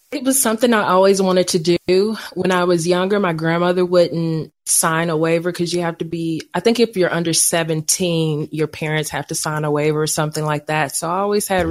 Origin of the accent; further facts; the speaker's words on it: Crockett, Texas, United States; accent: Texas drawl; moved away as an adult; also born or lived in Tyler, Texas / Atlanta, Georgia; now in Kansas, United States; I was born in Tyler, raised in Crockett, graduated high school and everything from there.